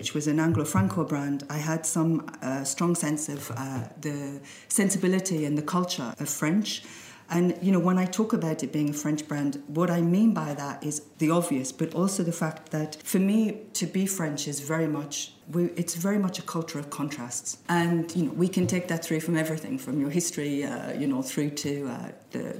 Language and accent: English; Sunderland, North East England, United Kingdom; moved away; I was born in the Northeast in an area that was quite depressed.